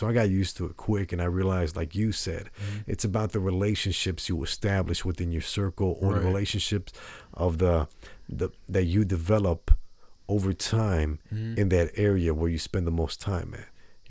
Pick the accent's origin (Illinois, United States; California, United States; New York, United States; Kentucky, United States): California, United States; San Mateo; born there; also born or lived in Las Vegas / Denver / Houston; You know, not in the richest places ever. You know, San Mateo, California.